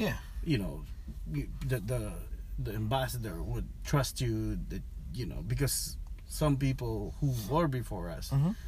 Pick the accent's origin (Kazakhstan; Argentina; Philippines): Philippines; moved away as an adult; now in California, United States; my dad's side, I grew up there in the Philippines, but my mom's side is here.